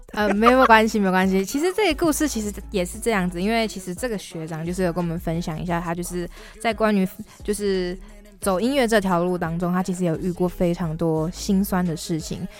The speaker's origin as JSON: {"language": "Chinese", "area": "Xiaoliuqiu", "region": "Pingtung County", "country": "Taiwan", "tie": "born or raised there", "said": "我的故乡其实是在小琉球"}